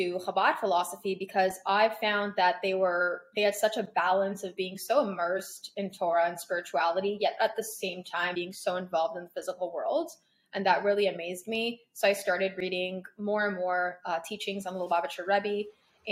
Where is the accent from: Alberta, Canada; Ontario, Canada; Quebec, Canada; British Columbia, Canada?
Ontario, Canada; Toronto; moved away as an adult; also born or lived in Paris, France / Crown Heights, New York; now in New Jersey, United States; I was born in Paris. I was raised there until I was 10 years old. Mm-hmm. Then I grew up in Toronto majority of my life. I went to high school there